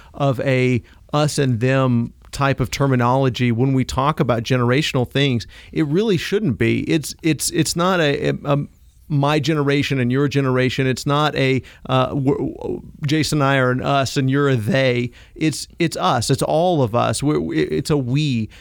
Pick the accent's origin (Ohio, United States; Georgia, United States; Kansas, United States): Kansas, United States; I come from Kansas